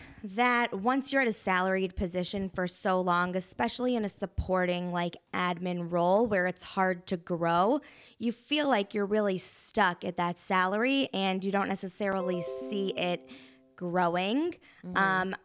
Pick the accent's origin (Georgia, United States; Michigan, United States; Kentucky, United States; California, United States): Kentucky, United States; now in Chicago, United States; Kentucky. Sup.